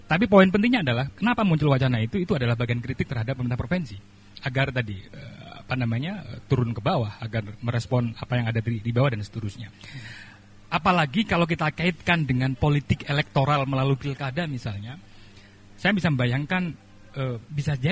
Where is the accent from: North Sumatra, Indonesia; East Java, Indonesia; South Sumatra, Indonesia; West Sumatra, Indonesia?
East Java, Indonesia; kami saya orang Jawa Timur, di Jawa Timur bagian selatan itu juga merasa tidak dirawat oleh pemerintah provinsi misalnya begitu.